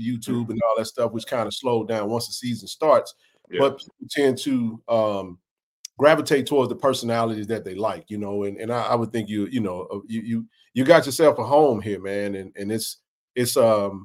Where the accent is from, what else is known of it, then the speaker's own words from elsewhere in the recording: Jackson, Mississippi, United States; Jackson is a lovable place, man. My hometown